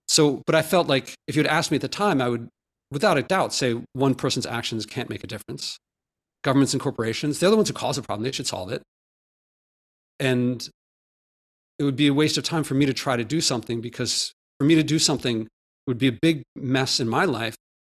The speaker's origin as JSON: {"language": "English", "town": "Philadelphia", "region": "Pennsylvania", "country": "United States", "tie": "born or raised there", "also_born_or_lived": "Ahmedabad, India", "said": "I grew up in Philadelphia, but then I spent a formative year in, in India as a child"}